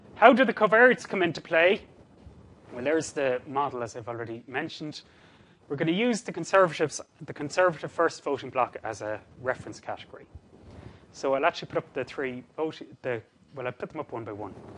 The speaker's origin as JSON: {"language": "English", "town": "Cork", "region": "Munster", "country": "Ireland", "said": "Cork, I'm from Cork originally."}